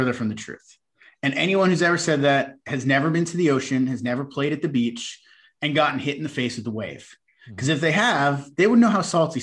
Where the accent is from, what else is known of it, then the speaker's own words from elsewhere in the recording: New York, United States; I come from an Italian-American family. We grew up on the East Coast in New York.